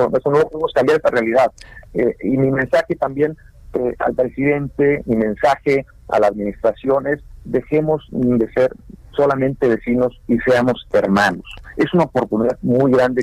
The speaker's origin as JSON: {"language": "Spanish", "country": "Mexico", "moved": "yes", "lives_now": "United States", "said": "más del 70% somos mexicanos"}